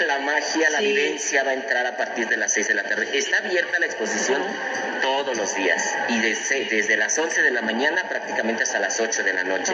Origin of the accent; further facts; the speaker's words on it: Juchitán de Zaragoza, Oaxaca, Mexico; De mi tierra natal.